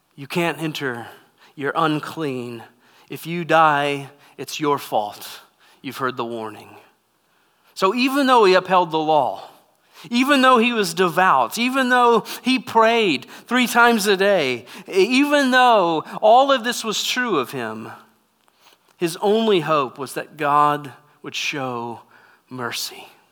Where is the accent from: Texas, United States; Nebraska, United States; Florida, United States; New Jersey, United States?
Texas, United States; moved away as an adult; also born or lived in California; I was raised in Texas my whole life. Lived in Texas until I joined the Air Force.